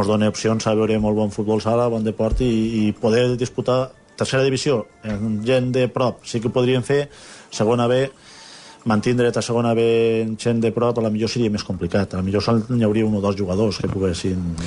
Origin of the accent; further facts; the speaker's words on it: Fabara, Spain; al meu poble de Favara